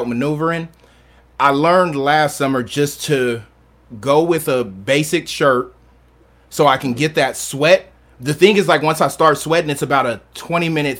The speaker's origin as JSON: {"language": "English", "town": "San Diego", "region": "California", "country": "United States", "moved": "yes", "lives_now": "Portland, United States", "said": "I'm from San Diego"}